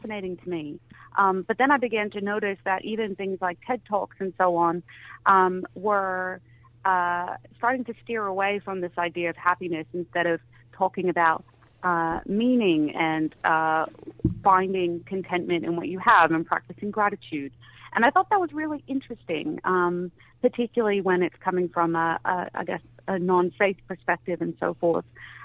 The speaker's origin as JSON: {"language": "English", "country": "United States", "tie": "born or raised there", "moved": "yes", "lives_now": "Australia", "said": "growing up in the States"}